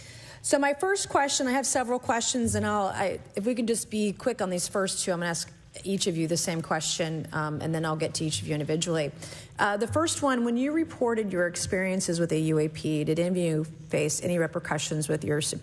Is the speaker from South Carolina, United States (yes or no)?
yes; South Carolina, United States; Earlier this year, a Chinese spy balloon was shot down off the coast of my home state of South Carolina.